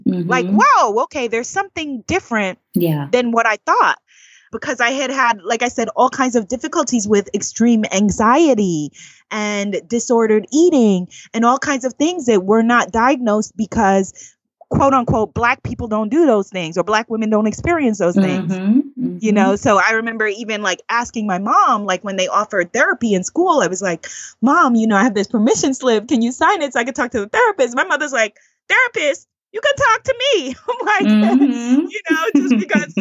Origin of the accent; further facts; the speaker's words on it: New York City, New York, United States; accent: Guyanese; in my neighborhood where I grew up in Queens, New York